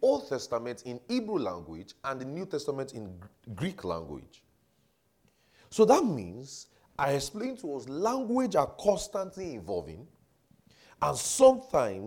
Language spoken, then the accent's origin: English; Nigeria; I'm from Nigeria now